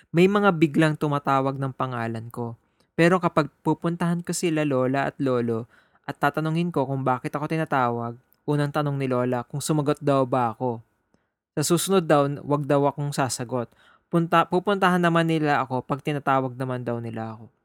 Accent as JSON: {"language": "Tagalog", "town": "Muñoz", "region": "Central Luzon", "country": "Philippines", "tie": "born or raised there", "said": "I'm from Nueva Ecija, and lumaki ako sa Muñoz CLSU. Kasi my dad works there."}